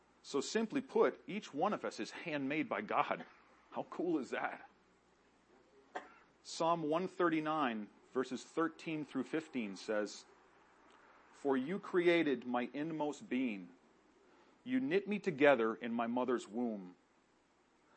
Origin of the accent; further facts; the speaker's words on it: Gorham, New Hampshire, United States; also born or lived in Pompano Beach, Florida; I moved to Gorham, New Hampshire with my mom and my sister, where I grew up and graduated high school.